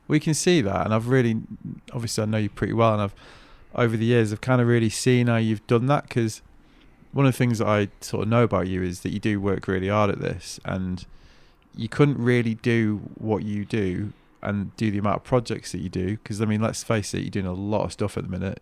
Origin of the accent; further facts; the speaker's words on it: Manchester, North West England, United Kingdom; accent: Mank; my Mank accent